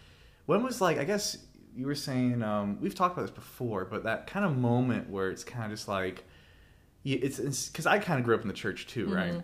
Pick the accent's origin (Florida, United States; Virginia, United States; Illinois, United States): Florida, United States; We are from Florida, so sunny Florida.